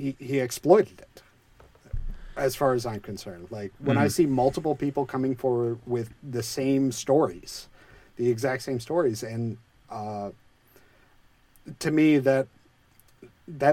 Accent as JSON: {"language": "English", "country": "United States", "said": "American citizens"}